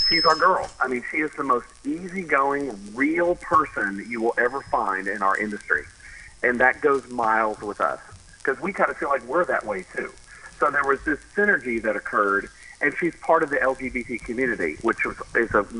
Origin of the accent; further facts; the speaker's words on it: Texas, United States; I'm from Texas